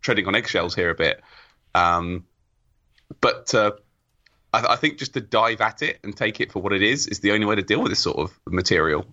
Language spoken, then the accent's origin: English; England, United Kingdom; I'm from England